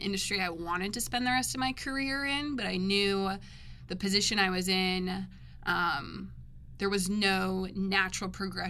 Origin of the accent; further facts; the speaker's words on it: Atlanta, Georgia, United States; I'm originally from Atlanta.